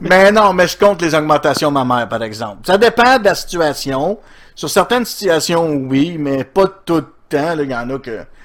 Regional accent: Outaouais, Quebec, Canada; Je viens de l'Outaouais

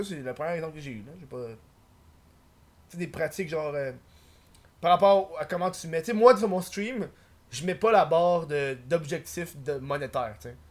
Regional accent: Montreal, Quebec, Canada; je suis de Montréal

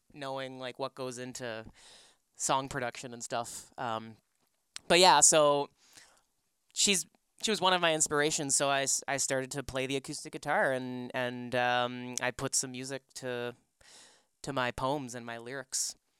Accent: Markham, Ontario, Canada; also born or lived in Scarborough, Toronto; I grew up in Markham.

